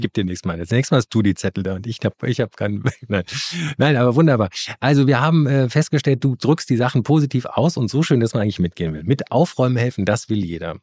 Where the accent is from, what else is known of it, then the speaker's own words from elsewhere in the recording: Rhineland, Germany; ich komme aus dem Rheinland